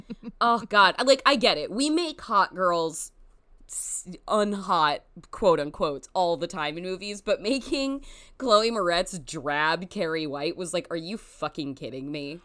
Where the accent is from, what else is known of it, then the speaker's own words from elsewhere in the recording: United States; as an American person